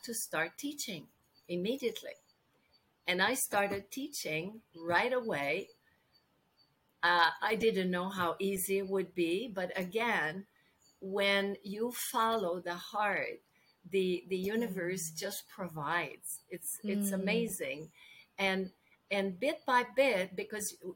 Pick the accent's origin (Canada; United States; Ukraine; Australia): Canada; English is a second language; I'm French Canadian, and I worked in English most of my life